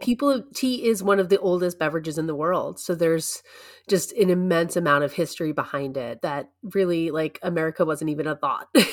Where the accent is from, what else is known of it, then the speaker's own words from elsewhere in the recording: United States; as an American